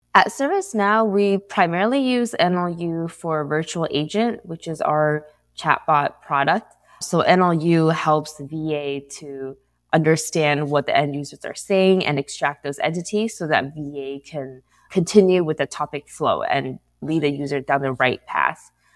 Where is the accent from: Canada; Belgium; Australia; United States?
United States; San Diego, California; moved away as an adult; now in Santa Clara, United States; I'm based out of Santa Clara, but I'm actually from San Diego